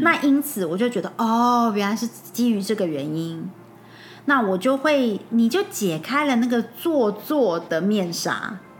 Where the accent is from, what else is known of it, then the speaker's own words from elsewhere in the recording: Taiwan; 那在台湾的话，我们有各种口味的腌制梅子